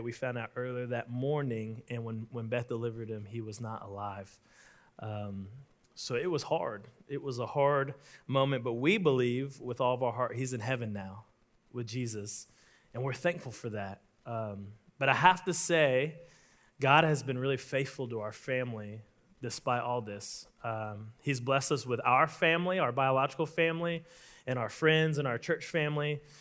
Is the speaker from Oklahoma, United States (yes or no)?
yes; Oklahoma, United States; I'm from Oklahoma